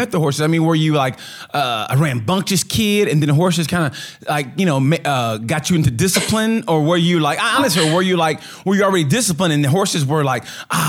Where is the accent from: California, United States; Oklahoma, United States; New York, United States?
Oklahoma, United States; I am originally born and raised in Oklahoma